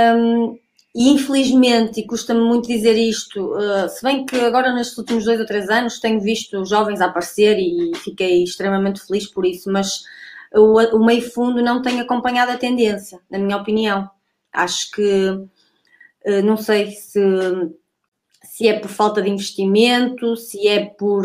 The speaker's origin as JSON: {"language": "Portuguese", "town": "Santo Tirso", "region": "Porto District", "country": "Portugal", "tie": "born or raised there", "said": "o clube da minha terra, do Núcleo de Atletismo de Roriz"}